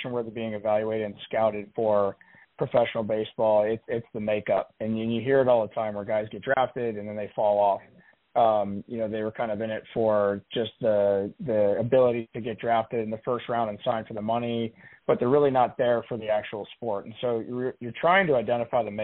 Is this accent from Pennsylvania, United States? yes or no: yes; Pittsburgh, Pennsylvania, United States; moved away as an adult; also born or lived in Buffalo; I grew up in Pittsburgh